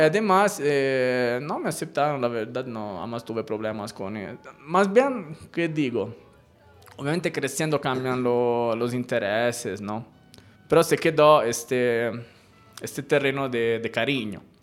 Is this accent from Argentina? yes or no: no; Elba, Tuscany, Italy; Spanish is a second language; moved away as an adult; also born or lived in Pisa, Italy; now in Colombia; yo eh, nací en Pisa, pero por un tema más bien médico. Pisa, esta de la torre torcida. Pero me crié en la isla de Elba